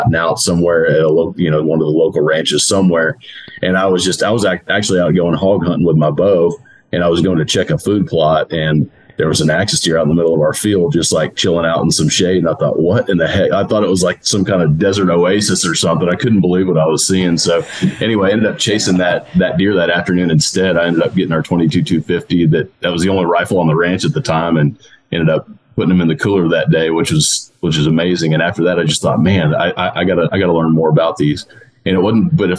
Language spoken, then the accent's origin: English; Pinehurst, Texas, United States; I grew up outside of Houston in the Tomball area, actually Pinehurst, which is a suburb of Tomball, which is a suburb of Houston